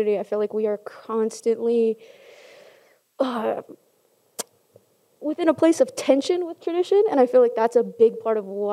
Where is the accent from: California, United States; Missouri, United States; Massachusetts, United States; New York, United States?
California, United States; now in Utah, United States; I'm from California, so most of us are Mexicanos or Chicanos